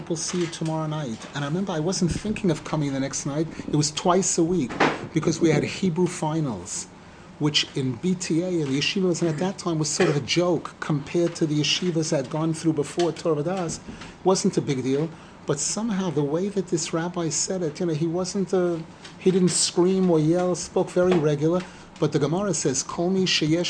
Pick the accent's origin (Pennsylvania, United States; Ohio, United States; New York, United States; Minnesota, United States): New York, United States; New York City; now in Israel; I grew up in Brooklyn